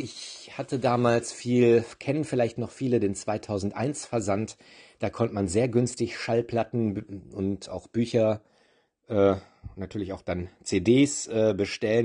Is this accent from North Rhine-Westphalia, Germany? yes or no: yes; Olpe, North Rhine-Westphalia, Germany; moved away; ich bin tatsächlich in Olpe geboren, in einem kleinen Dorf, zehn Kilometer von Olpe